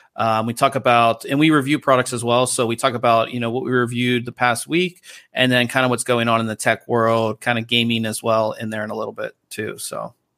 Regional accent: Pittsburgh, Pennsylvania, United States; now in Southern California, United States; back home in Pittsburgh

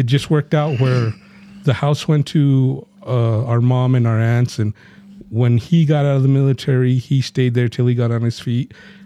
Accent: Gallup, New Mexico, United States; Now, New Mexico, well, we come from Gallup, which was a railroad town.

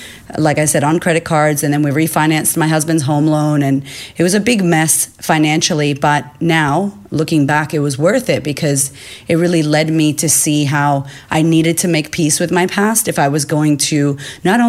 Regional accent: United States; accent: American; moved away as an adult; now in Australia; I grew up in America, as you can hear the accent

